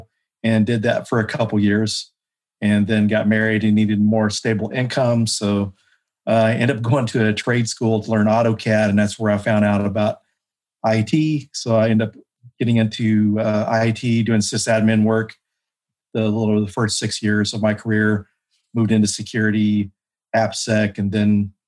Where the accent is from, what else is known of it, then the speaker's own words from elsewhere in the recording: Denton, Texas, United States; Yes, I'm from the Dallas area. Yeah. I was born and raised and grew up in Denton, Texas.